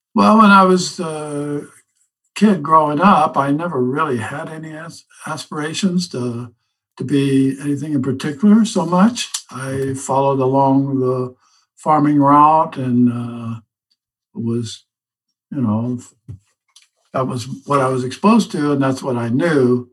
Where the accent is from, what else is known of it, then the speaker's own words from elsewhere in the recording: Southern Illinois, United States; now in North Carolina, United States; I grew up in Southern Illinois on a farm.